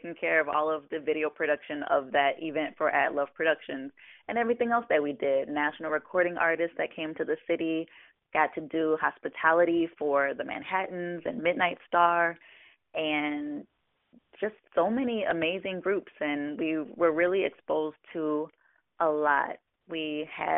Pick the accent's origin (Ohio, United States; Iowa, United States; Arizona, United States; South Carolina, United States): Ohio, United States; Toledo; I'm from Toledo, Ohio